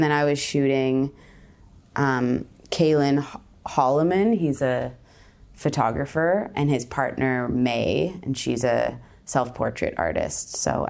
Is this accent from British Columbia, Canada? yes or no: yes; Victoria, British Columbia, Canada; now in Toronto, Canada; I am from Victoria, British Columbia, and I'm currently living in Toronto.